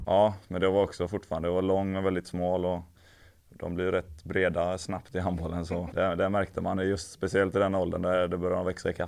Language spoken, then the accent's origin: Swedish; Älvängen, Västra Götaland, Sweden; moved away; also born or lived in England; Jag kommer från, från Älvängen där det är ett klubbhus